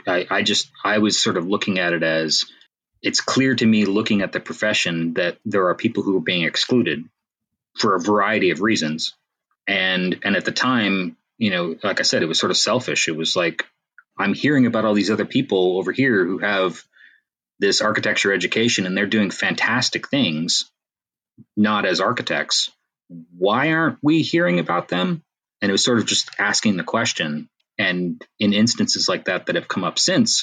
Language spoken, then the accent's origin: English; Canada; I'm Canadian